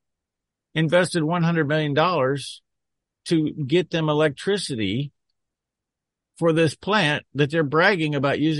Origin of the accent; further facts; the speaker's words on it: Nebraska, United States; my home state of Nebraska